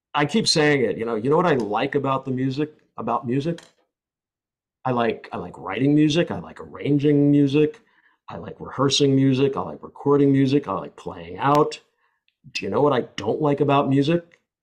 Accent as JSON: {"language": "English", "country": "United States", "said": "I'm an American"}